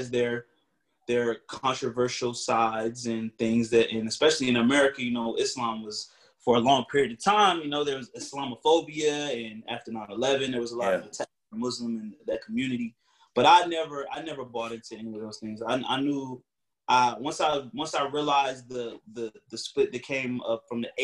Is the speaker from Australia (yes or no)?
no; Northern Virginia, United States; I grew up in Northern Virginia